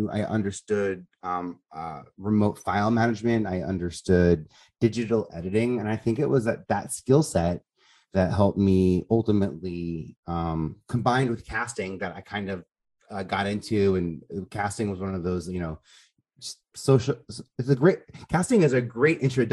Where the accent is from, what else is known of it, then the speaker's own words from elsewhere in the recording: New York City, New York, United States; I'm like from Staten Island